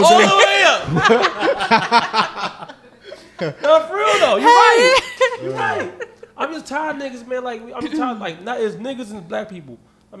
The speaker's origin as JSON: {"language": "English", "town": "New York City", "region": "New York", "country": "United States", "said": "I'm from Harlem."}